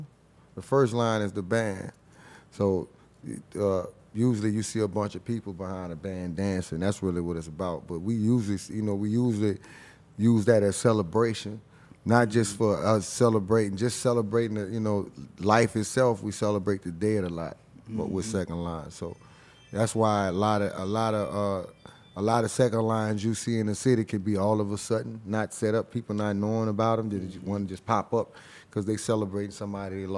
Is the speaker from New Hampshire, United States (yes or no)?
no; New Orleans, Louisiana, United States; growing up back in the days, like, you know, Uptown was one of them areas. Now, I'm gonna say the whole city, but I mainly was Uptown.